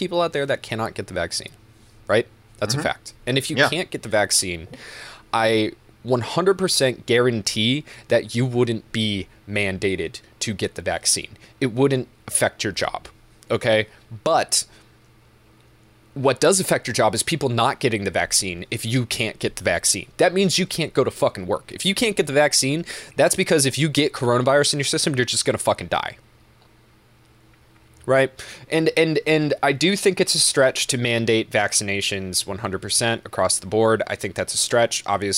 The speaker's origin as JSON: {"language": "English", "town": "Belchertown", "region": "Massachusetts", "country": "United States", "tie": "born or raised there", "said": "Belchertown. M.A. size... was 55.37 square miles. It's one of the biggest towns in the state. And when I was growing up, the population was 15,000."}